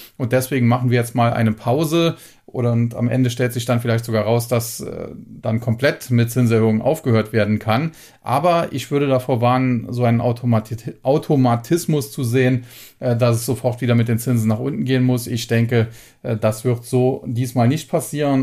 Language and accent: German; Germany; als Deutscher